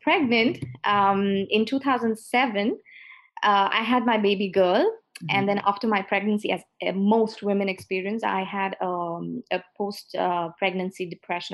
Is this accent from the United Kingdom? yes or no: no; India; moved away as an adult; now in Bordeaux, France; I come from India. I've lived most of my life in India, took a plunge of faith and moved to Bordeaux